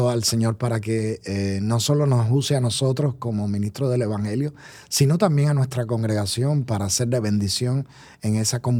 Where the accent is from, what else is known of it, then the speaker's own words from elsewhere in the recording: Colombia; Usted sabe que yo oh, soy colombiano.